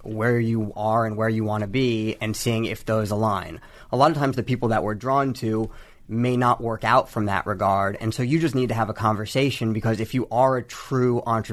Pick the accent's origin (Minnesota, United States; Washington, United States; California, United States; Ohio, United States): California, United States; Bay Area; I was born and raised in the Bay Area